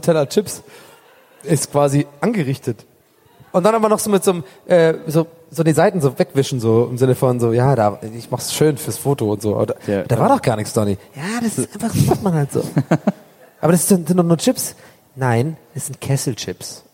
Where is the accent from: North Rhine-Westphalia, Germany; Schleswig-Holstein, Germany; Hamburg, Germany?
Hamburg, Germany; ich komme aus Hamburg.